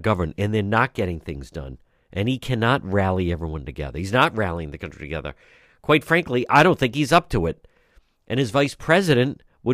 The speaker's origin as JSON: {"language": "English", "town": "Providence", "region": "Rhode Island", "country": "United States", "tie": "born or raised there", "said": "I grew up in Edgewood, right not far from there"}